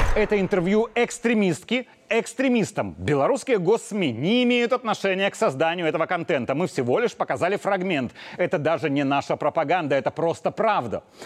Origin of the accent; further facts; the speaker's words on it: Belarus; мы, белорусы